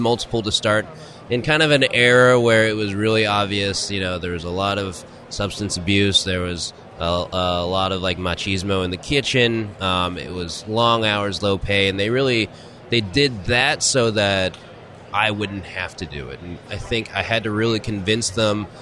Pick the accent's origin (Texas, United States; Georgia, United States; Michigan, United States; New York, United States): Texas, United States; Houston; I'm originally from Houston